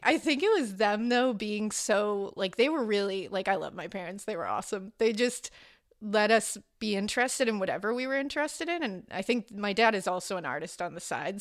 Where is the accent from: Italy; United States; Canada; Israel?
United States; Boston, Massachusetts; I was born in Boston, Massachusetts